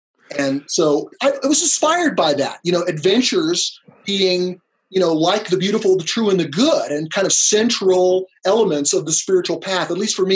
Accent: Los Angeles, California, United States; I grew up in Los Angeles

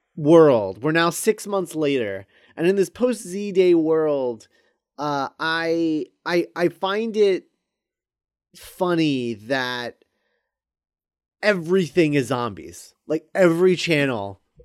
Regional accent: United States; we're American

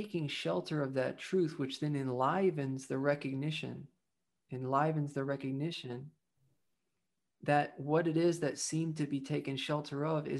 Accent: the South, United States; I grew up in the South

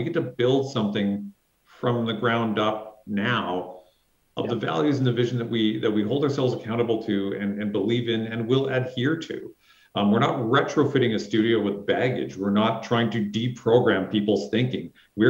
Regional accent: Vancouver, British Columbia, Canada; moved away; also born or lived in California; I was born in Vancouver, and then you go away and you forget and you appreciate things and you come back. And, you know, I spent, you know, years in California, came back, and I thought, man, I am such a hoser and I really want to be back in Canada.

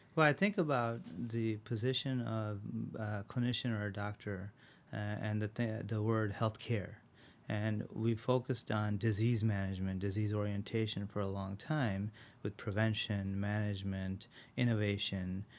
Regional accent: Rochester, New York, United States; also born or lived in India; I was born in India, uh, and when I was seven, I moved to Rochester.

